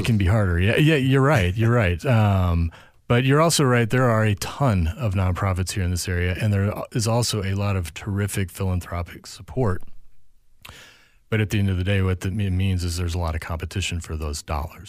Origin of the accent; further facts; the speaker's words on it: St. Louis, Missouri, United States; also born or lived in California; now in Minnesota, United States; I grew up in Saint Louis, um, and then moved out to California for eight years